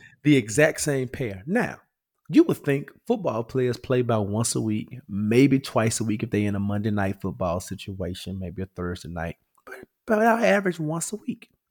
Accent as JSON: {"language": "English", "town": "Memphis", "region": "Tennessee", "country": "United States", "moved": "yes", "lives_now": "Atlanta, United States", "said": "I am from Memphis"}